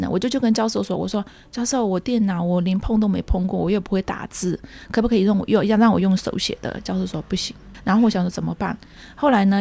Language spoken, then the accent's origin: Chinese; Shan State, Myanmar; accent: Kokang; moved away as an adult; also born or lived in Yunnan (ancestry); now in Taipei, Taiwan; 我是华侨，我缅甸出生，来台湾念大学这样